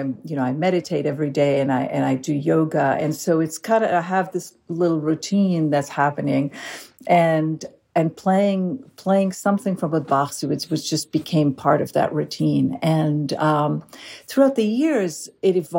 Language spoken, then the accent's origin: English; Galilee, Northern District, Israel; I grew up in Israel, in the northern part of Israel, in the Galilee